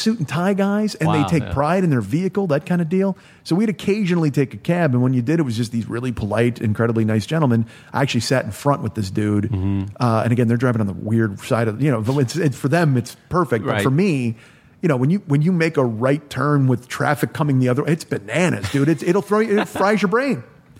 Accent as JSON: {"language": "English", "country": "New Zealand", "said": "You know, I'm from New Zealand. We've got fish there."}